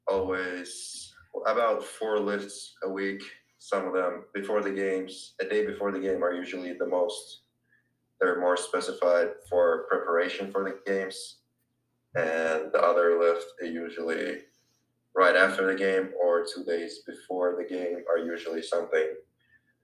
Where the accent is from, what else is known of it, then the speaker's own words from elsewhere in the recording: Helsinki, Uusimaa, Finland; moved away as an adult; now in Richmond, United States; I'm from Helsinki, Finland. I'm an international